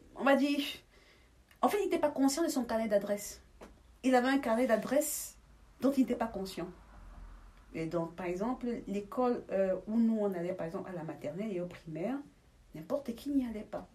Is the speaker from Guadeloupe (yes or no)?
no; Douala, Littoral, Cameroon; moved away as an adult; now in Belgium; je suis née à Douala